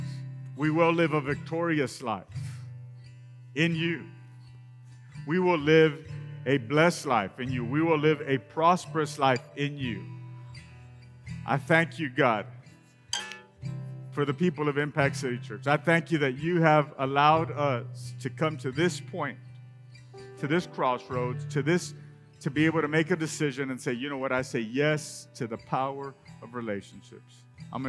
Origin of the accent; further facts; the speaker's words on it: Rio Grande Valley, Texas, United States; moved away as an adult; now in West Texas, United States; I grew up in the Rio Grande Valley and moved here when I met my lovely bride